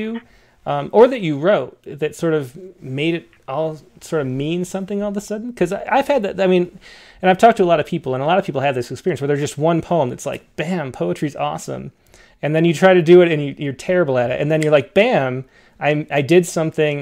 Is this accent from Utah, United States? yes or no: no; Western New York, United States; growing up in Western New York